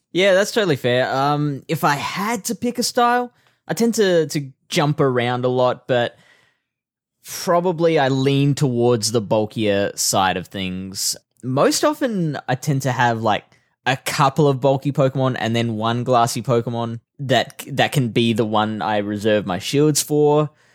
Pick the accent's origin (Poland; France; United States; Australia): Australia; I like Australia. This is a nice country